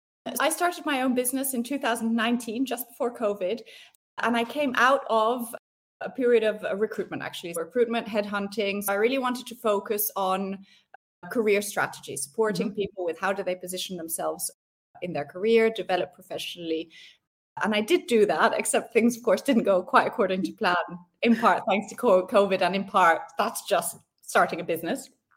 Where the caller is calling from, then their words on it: Vic, Vaud, Switzerland; I'm based in a very small village called Vic, which is in between Geneva and Lausanne in the French part of Switzerland.